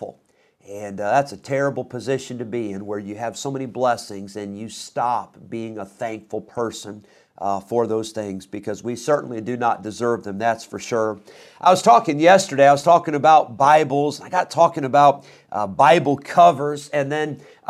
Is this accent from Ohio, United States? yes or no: no; Rockford, Illinois, United States; also born or lived in Geneseo, Illinois; I grew up in Rockford